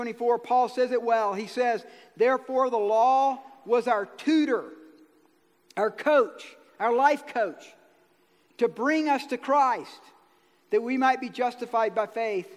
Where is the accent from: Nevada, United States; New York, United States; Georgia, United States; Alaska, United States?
Georgia, United States; I'm from Georgia